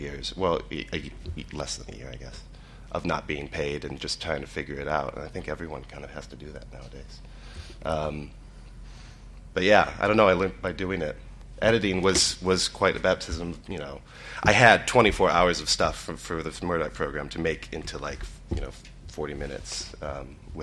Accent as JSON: {"language": "English", "town": "Cleveland", "region": "Ohio", "country": "United States", "also_born_or_lived": "Chicago / London", "moved": "yes", "said": "I'm from Cleveland"}